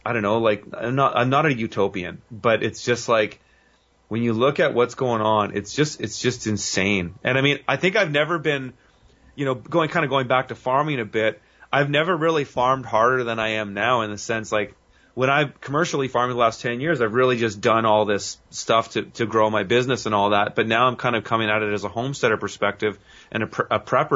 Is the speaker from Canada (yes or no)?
yes; Canada; I would see it in my hometown, but I'm seeing it here